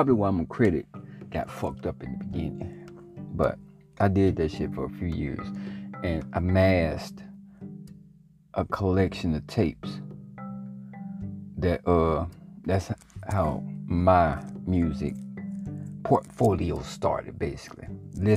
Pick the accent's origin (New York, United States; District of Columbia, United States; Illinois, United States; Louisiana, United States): Louisiana, United States; Growing up in Louisiana, when I first started, you know, my pursuit to be a rapper